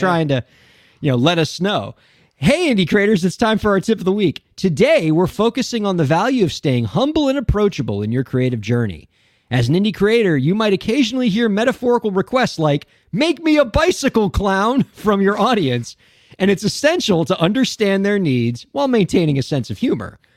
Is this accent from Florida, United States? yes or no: yes; Miami, Florida, United States; a fellow Miamian